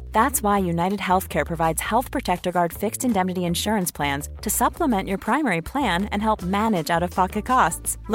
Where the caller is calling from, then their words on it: Stockholm, Stockholm County, Sweden; I'm 32 years old I'm a premium subscriber and I'm listening in from Stockholm, Sweden.